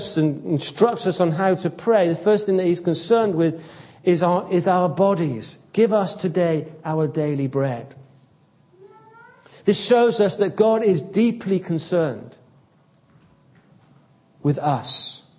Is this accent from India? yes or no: no; United Kingdom; Perhaps something of the fact that I'm a Brit.